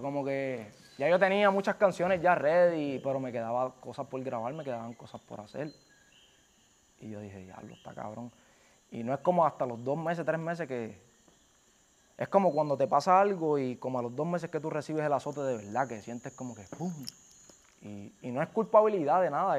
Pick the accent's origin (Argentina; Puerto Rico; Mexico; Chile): Puerto Rico; Carolina; es Carolina, yo soy de Carolina